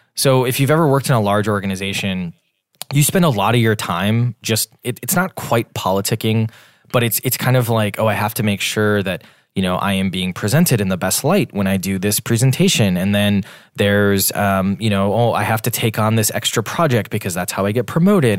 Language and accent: English; Wisconsin, United States; moved away as an adult; also born or lived in Washington, D.C.; now in Boston, United States; I'm from Wisconsin originally. Um, we're based in Boston, though